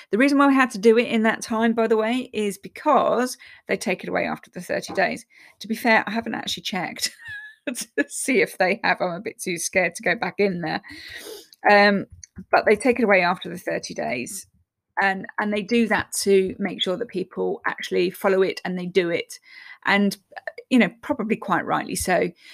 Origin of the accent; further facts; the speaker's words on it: England, United Kingdom; I'm English